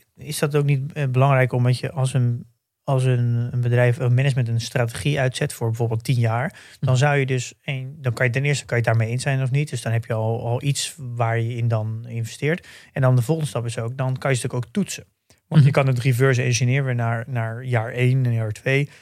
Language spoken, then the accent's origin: Dutch; Netherlands; als Nederlanders